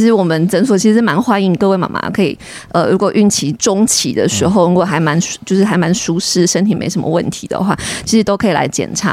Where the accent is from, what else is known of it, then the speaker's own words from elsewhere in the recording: Taiwan; 我们台湾人